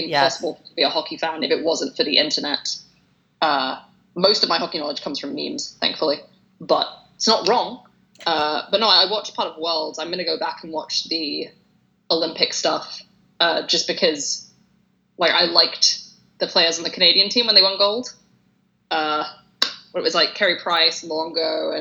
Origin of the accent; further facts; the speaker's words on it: England, United Kingdom; now in London, United Kingdom; I'm English